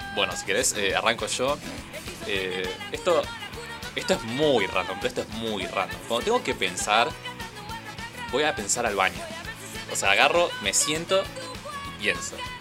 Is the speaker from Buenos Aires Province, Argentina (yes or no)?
yes; Merlo, Buenos Aires Province, Argentina; yo que soy de acá de Merlo